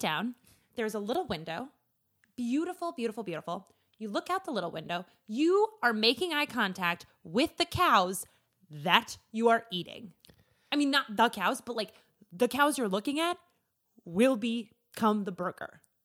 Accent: rural Minnesota, United States; I am from rural Minnesota. I am from my mallest town

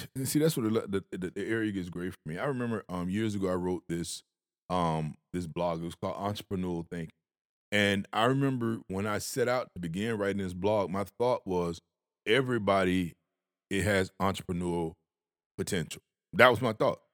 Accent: Georgia, United States; I'm from Georgia.

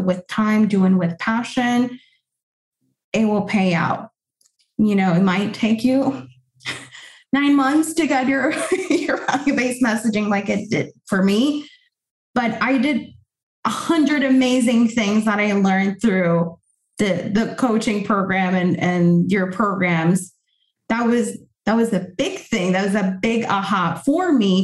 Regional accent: Puerto Rico; first language Spanish; English is a second language; moved away as an adult; now in United States; I was born and raised in Puerto Rico, I've been in the US for 9 years.

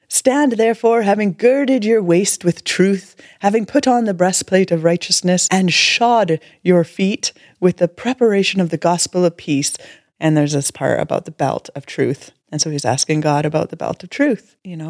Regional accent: Canada; We're Canadian

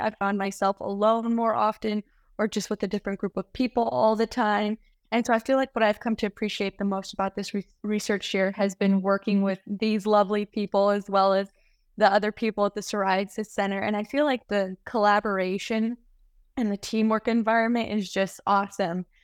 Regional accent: United States; moved away as an adult; also born or lived in Reno, Nevada; now in San Francisco, United States; I was born and raised in the Lake Tahoe area

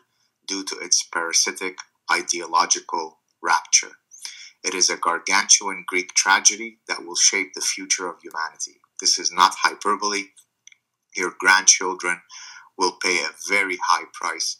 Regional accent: Lebanon; first language Arabic; English is a second language; moved away; I'm Lebanese Jewish. I didn't have a good childhood growing up in Lebanon

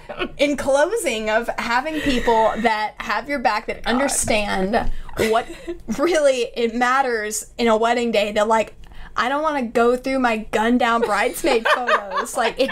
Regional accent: Texas, United States; because our theme was kind of like, fuck y'all, we're from Texas.

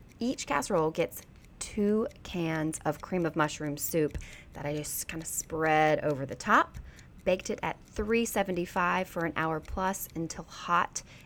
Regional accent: Baxley, Georgia, United States; moved away; my hometown of Baxley, Georgia

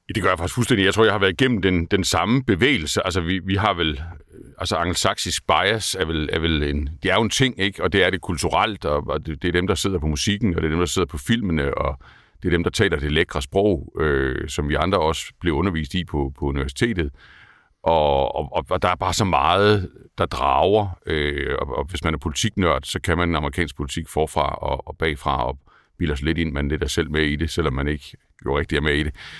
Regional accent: Kolding, Southern Denmark, Denmark; jeg har haft en anden, øh, en anden opvækst end, dig. Jeg er fra Kolding.

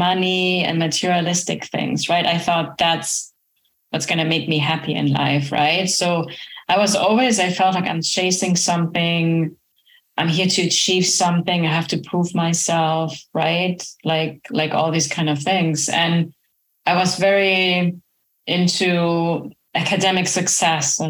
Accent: Germany; now in Florida, United States; I'm originally from Germany

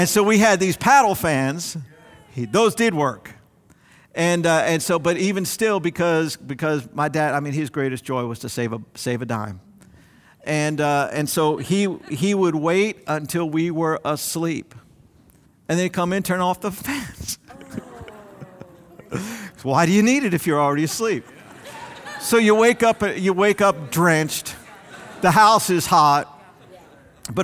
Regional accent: South Florida, United States; as a young man growing up in South Florida

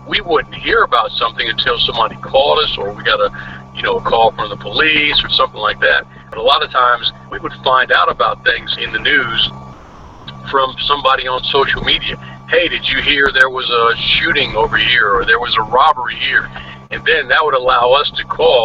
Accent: Wicomico County, Maryland, United States; I grew up in Wicomico County.

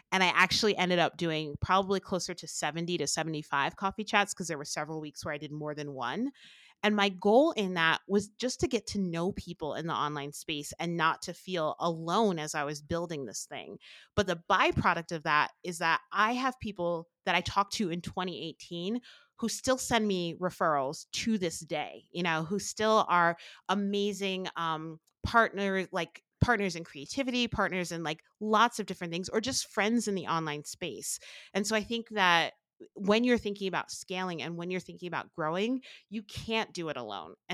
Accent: New Jersey, United States; now in Albuquerque, United States; the thing that I miss most about uh, growing up, I grew up in New Jersey where we have gorgeous beaches to being in Albuquerque.

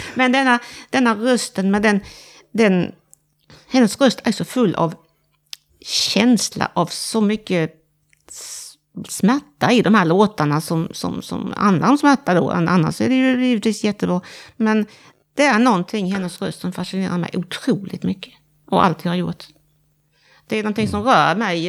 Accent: Halmstad, Halland County, Sweden; now in Växjö, Sweden; jag är från Stening i Halmstad. Eller utanför Halmstad

